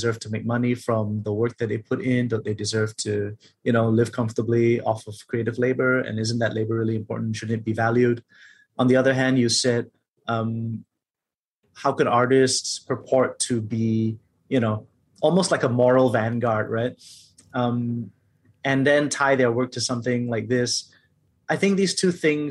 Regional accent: Malaysia; I'm also a Malaysian Chinese man

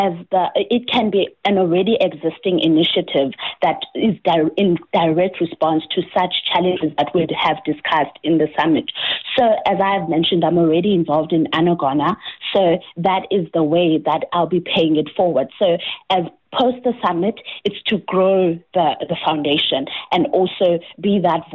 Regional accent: South Africa; as a South African

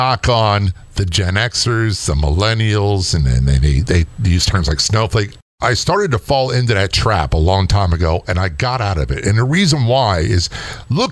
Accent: Southern Maryland, United States; I came from Southern Maryland.

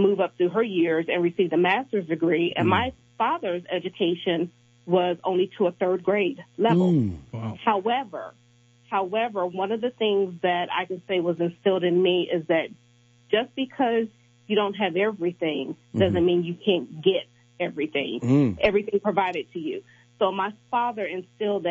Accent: Kansas City, Missouri, United States; I was born and raised in Kansas City, Missouri

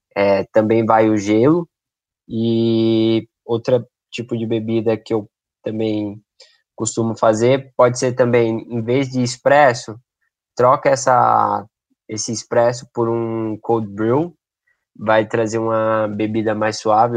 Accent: Brazil; nós brasileiros consumimos o café

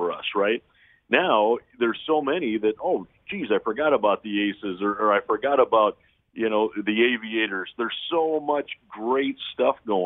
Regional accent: Sioux Falls, South Dakota, United States; now in Las Vegas, United States; my hometown of Sioux Falls, South Dakota

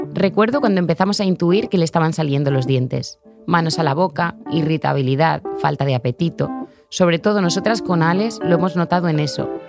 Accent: Navarre, Spain; soy dioteiza de Navarra

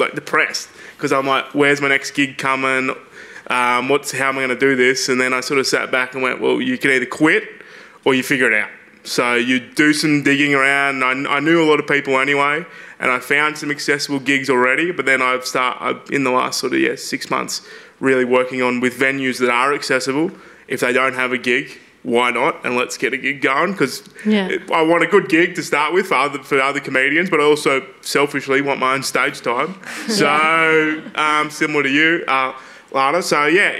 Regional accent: Albury, New South Wales, Australia; also born or lived in Wollongong; I'm from Albury, grew up in Albury, but I started comedy in Wollongong

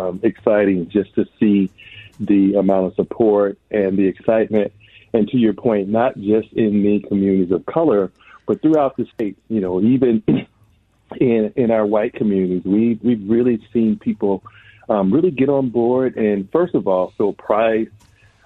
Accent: Minneapolis–Saint Paul, Minnesota, United States; I grew up here in the Twin Cities

